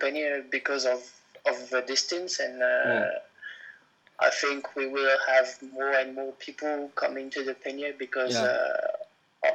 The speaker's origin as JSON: {"language": "English", "town": "Le Mans", "region": "Pays de la Loire", "country": "France", "said": "I'm from Le Mans, 1 hour from Paris."}